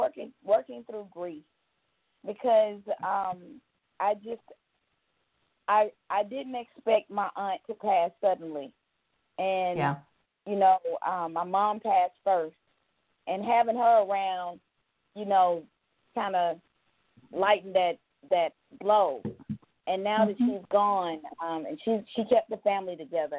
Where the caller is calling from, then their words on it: Georgia, United States; I'm calling from Georgia.